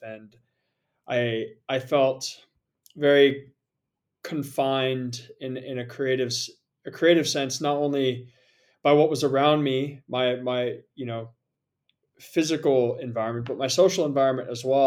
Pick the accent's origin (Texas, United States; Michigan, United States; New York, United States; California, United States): California, United States; San Jose; moved away as an adult; also born or lived in Portland, Oregon / Japan / Bali; I originally grew up in San Jose, California, so just about an hour south of San Francisco.